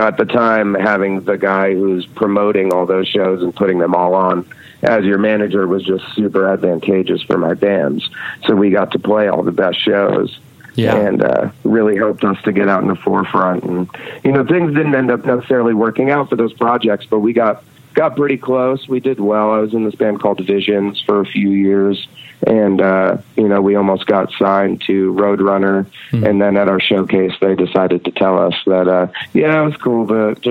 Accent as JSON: {"language": "English", "town": "Red Hook", "region": "New York", "country": "United States", "tie": "born or raised there", "also_born_or_lived": "Rhinebeck, New York", "said": "I was born in Rhinebeck, New York, and grew up in Red Hook, New York. It's a part of the Hudson Valley"}